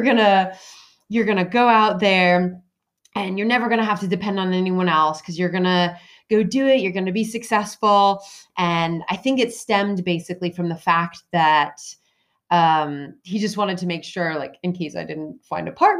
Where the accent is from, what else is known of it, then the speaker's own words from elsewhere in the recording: United States; moved away as an adult; now in United Kingdom; I grew up in the States. I've moved to the UK when I fell in love, of course, with the British man after I went to college.